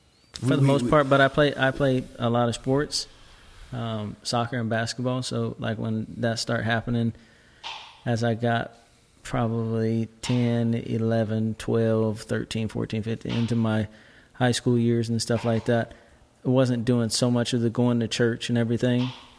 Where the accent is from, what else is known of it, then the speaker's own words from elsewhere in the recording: Seattle, Washington, United States; moved away; I'm from Seattle. God. Seattle, Washington, yes.